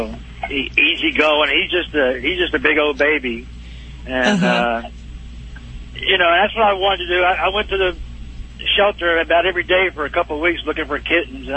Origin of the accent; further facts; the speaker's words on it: Dallas, Texas, United States; I'm from Dallas